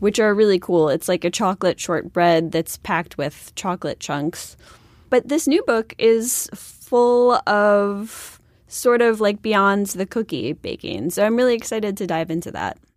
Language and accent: English; Buffalo, New York, United States; I'm from Buffalo